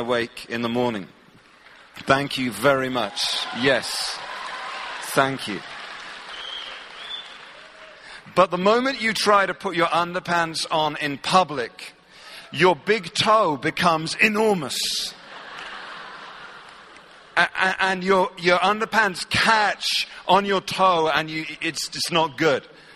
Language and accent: English; England, United Kingdom; I'm from England